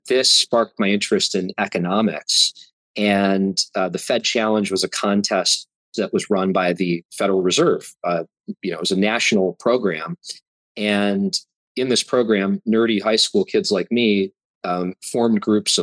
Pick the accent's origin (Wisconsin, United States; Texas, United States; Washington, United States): Wisconsin, United States; Milwaukee; also born or lived in Appleton, Wisconsin / Denver, Colorado; And then in fourth grade, my family moved to Milwaukee and lived in Milwaukee until I went away to college.